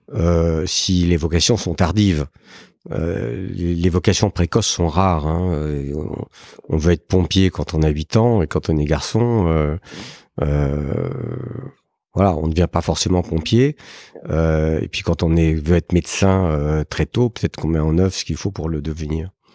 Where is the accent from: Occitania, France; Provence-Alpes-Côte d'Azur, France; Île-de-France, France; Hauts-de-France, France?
Île-de-France, France; Paris; je suis né euh, à Paris euh, il y a bien longtemps, en 1955